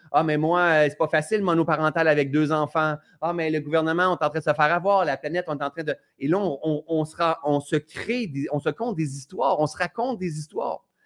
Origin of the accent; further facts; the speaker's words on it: Ascot Corner, Quebec, Canada; d'Asket Corner, hein, moi je viens de ce coin-là